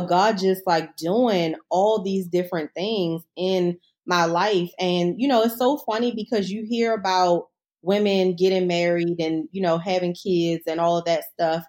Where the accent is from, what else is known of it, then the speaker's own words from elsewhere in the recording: Baltimore, Maryland, United States; I'm not from D C, I'm from Baltimore